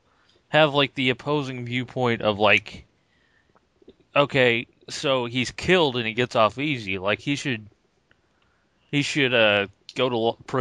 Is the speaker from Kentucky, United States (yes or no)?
yes; Kentucky, United States; I am from Kentucky